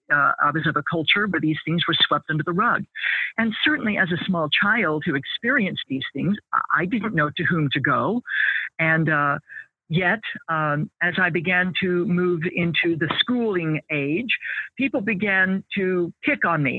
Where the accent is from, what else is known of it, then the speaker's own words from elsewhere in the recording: American Midwest, United States; I grew up in the American Midwest